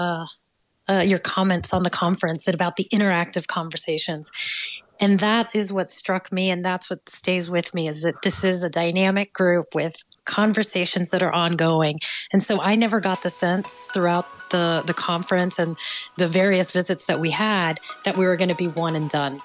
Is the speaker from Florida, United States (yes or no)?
yes; Miami, Florida, United States; also born or lived in Puerto Rico; I grew up in Miami